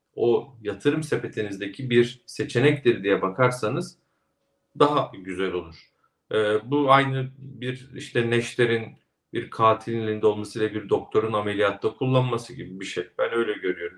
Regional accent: Kastamonu, Turkey; moved away; Kastamonu'ya valla çok gelmek istiyorum Önder Bey. Memleketim.

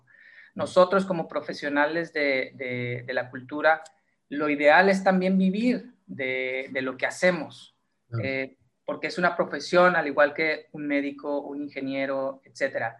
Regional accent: Mexico; como mexicanos tenemos una creatividad muy particular y muy especial

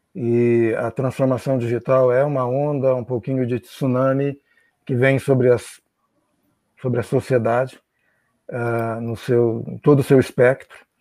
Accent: Brazil; moved away; como brasileiro, pessoa que já vive aqui há 50 e tantos anos e viveu fora do Brasil também muito tempo

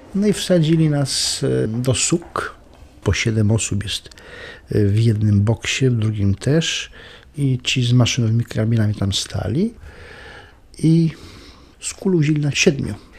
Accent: Świętokrzyskie Mountains, Świętokrzyskie Voivodeship, Poland; moved away; also born or lived in Lublin

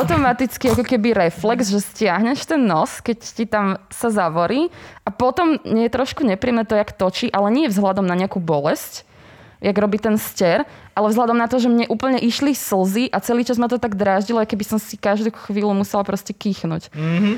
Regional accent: Bratislava, Bratislava Region, Slovakia; som z Bratislavy a no, som pendlerka

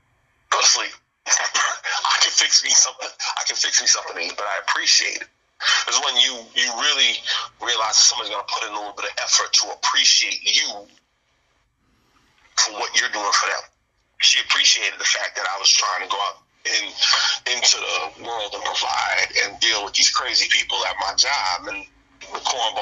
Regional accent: New Orleans, Louisiana, United States; I'm from Louisiana, from New Orleans

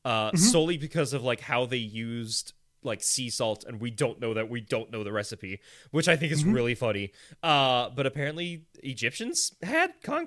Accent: Kansas, United States; also born or lived in Florida; I'm from Florida and Kansas. I feel like I had an equal amount of upbringing in each state. Probably more in Kansas, actually, now that I think about it, because I came back to Kansas at the age of 8

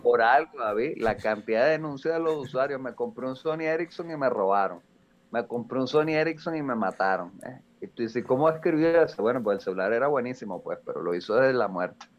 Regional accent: Venezuela; now in Mexico

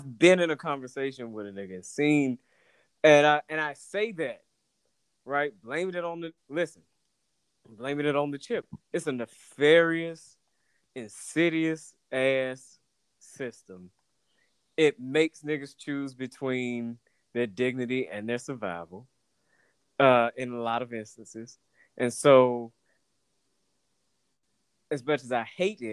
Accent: Atlanta, Georgia, United States; growing up in Atlanta is kind of a bubble

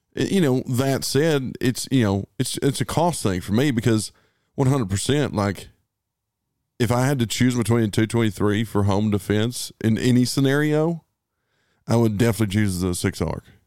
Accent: United States; we're American

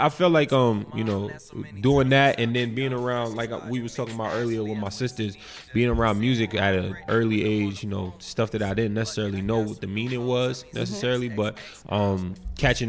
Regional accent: New York City, New York, United States; now in New Brunswick, United States; I'm from Queens originally.

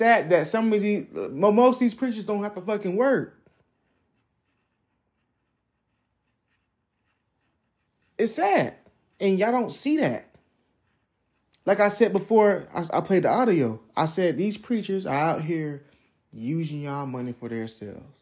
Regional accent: Jacksonville, United States; that's the church I went to growing up in Jacksonville

